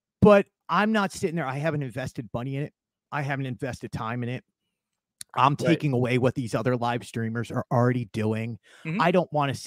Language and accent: English; Philadelphia, Pennsylvania, United States; now in Orlando, United States; here I am from Philly